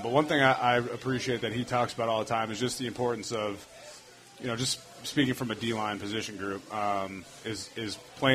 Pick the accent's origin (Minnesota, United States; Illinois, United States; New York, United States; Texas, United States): Minnesota, United States; moved away as an adult; now in Tampa, United States; I'm from Minnesota, you know, the land of 10,000 lakes